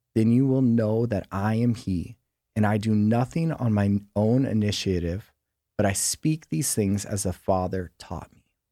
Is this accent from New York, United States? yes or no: no; San Diego, California, United States; also born or lived in Sicily (ancestry); I grew up here in San Diego, um, El Cajon and Santee